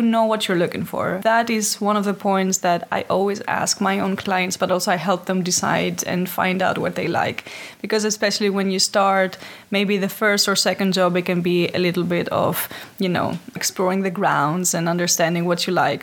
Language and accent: English; Athens, Attica, Greece; moved away as an adult; now in Amsterdam, Netherlands; ever since I've been living in Amsterdam, but originally come from Greece. Uh, I'm from Athens.